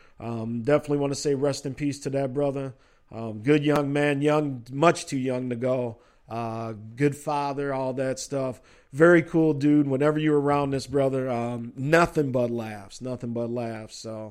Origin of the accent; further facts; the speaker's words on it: Illinois, United States; my home state, Illinois